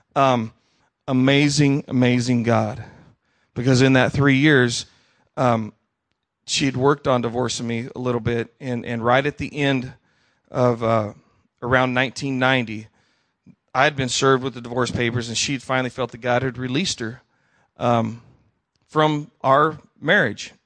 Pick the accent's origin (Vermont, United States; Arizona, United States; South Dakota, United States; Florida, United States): Arizona, United States; Tucson; also born or lived in Idaho / Wyoming; as a little kid, I was raised in Tucson, Arizona.